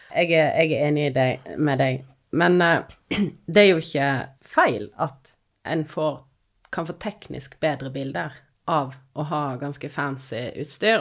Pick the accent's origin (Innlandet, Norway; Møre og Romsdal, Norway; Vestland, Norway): Vestland, Norway; Odda; also born or lived in Finnmark / London; now in Voss, Norway; Jeg er fra Odda. Har tidligere bodd i Finnmark, og nå bor jeg på Voss